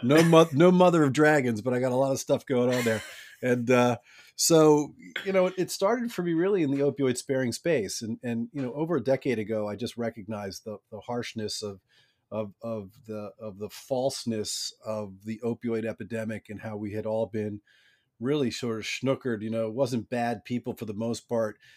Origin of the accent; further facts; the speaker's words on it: Baltimore, Maryland, United States; I grew up in Baltimore